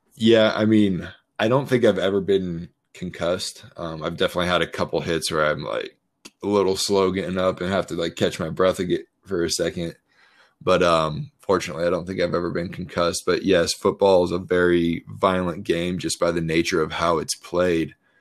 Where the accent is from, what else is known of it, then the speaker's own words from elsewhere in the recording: Colorado, United States; moved away as an adult; also born or lived in Baltimore; I grew up in Colorado, went to Colorado State, never really moved out of my home state